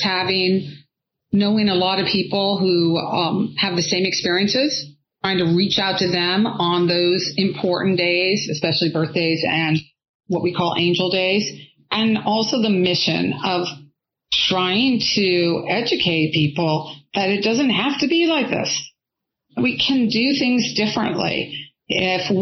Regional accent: California, United States; I'm from California

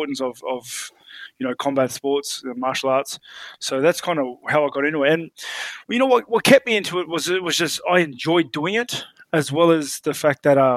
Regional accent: Australia; also born or lived in New Zealand; I was born in New Zealand, but like literally within a few months, I was moved to Australia and I was completely raised in Australia

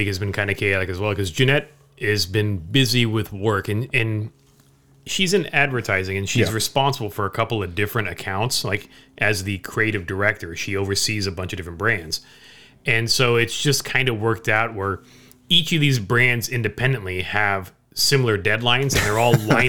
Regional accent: California, United States; So growing up in Orange County where I lived, spring break was either the week before Easter or the week after Easter.

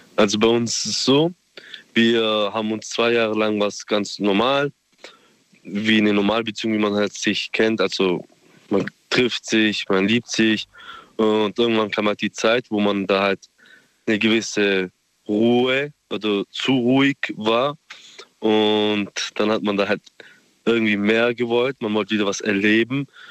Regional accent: Gosbach, Baden-Württemberg, Germany; ich komme aus Gosbach.

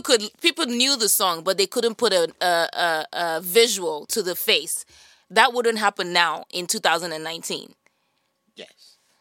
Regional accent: Nigeria; now in California, United States; being a Nigerian

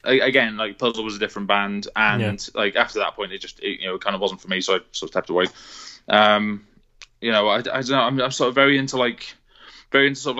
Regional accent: Cardiff, Wales, United Kingdom; I grew up in Cardiff in the early 2000s

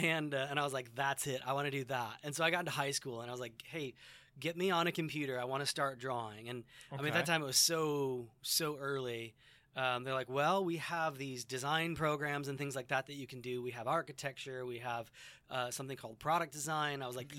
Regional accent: St. Charles, Illinois, United States; also born or lived in DeKalb, Illinois; I grew up in St. Charles and went to school here.

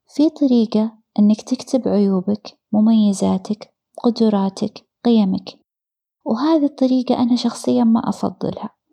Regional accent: Riyadh, Riyadh Province, Saudi Arabia; غادرنا الرياض في تلك الفترة. إلى قريتنا الصغيرة، عند جدي

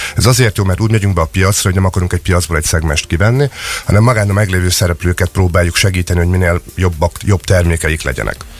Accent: Szeged, Csongrád-Csanád, Hungary; Teljesen szegediek vagyunk.

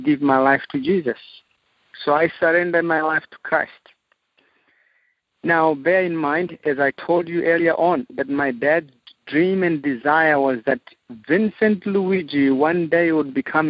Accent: Zimbabwe; now in Zambia; I am from Zimbabwe, Southern Africa. I was born and raised in Africa

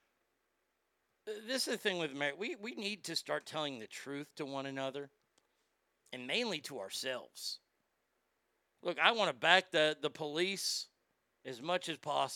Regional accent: Dallas, Texas, United States; I'm from Dallas

